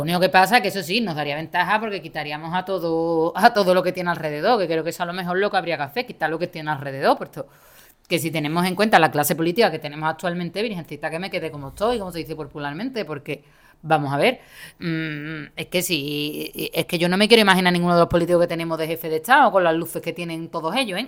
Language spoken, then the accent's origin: Spanish; Seville, Andalusia, Spain; accent: Andalusian; also born or lived in Málaga; yo actualmente trabajo en Málaga, yo soy de Sevilla